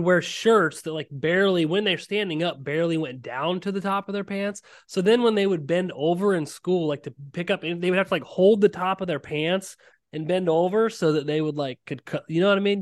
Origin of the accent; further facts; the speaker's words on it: Ohio, United States; I am from Ohio and I'm a big Ohio guy